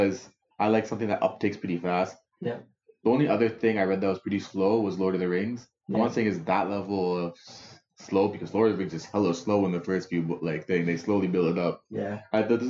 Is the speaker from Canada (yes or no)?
yes; Toronto, Ontario, Canada; I'm from Scarborough